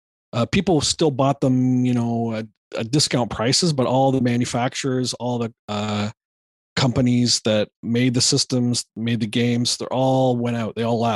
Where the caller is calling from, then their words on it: Toronto, Ontario, Canada; I'm good, and I'm calling from Toronto.